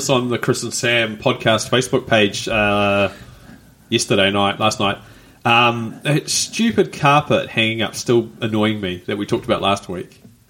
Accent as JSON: {"language": "English", "town": "Rotorua", "region": "Bay of Plenty", "country": "New Zealand", "moved": "yes", "said": "I'm from Rotorua, originally"}